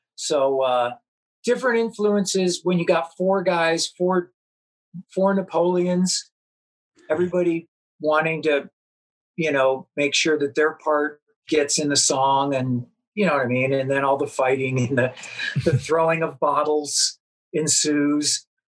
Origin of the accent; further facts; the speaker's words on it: Los Angeles, California, United States; also born or lived in Chicago, Illinois; I was born in Chicago, and um, moved out to uh, L.A. I don't know, fourth or fifth grade or something, and then lived in the San Fernando Valley